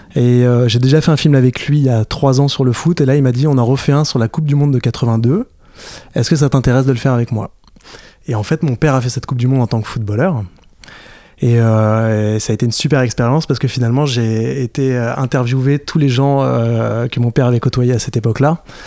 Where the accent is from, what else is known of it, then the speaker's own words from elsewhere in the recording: Fontainebleau, Île-de-France, France; je suis de Fontainebleau